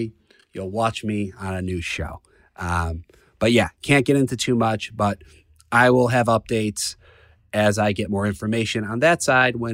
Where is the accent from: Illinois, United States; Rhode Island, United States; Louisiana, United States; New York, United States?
Illinois, United States; Chicago; I'm from Chicago and I get to be a Cubs fan